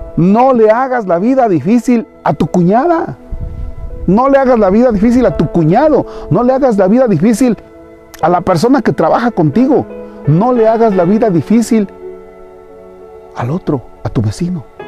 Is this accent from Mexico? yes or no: yes; Mexico; nuestro México. Pero somos muy guadalupanos